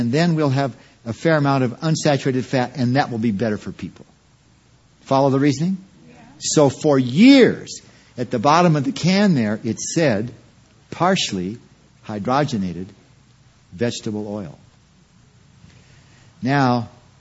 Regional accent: Quincy, California, United States; I was raised in Quincy, California for some of the years.

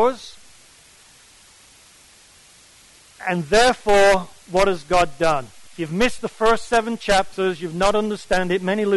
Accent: England, United Kingdom; I come from England

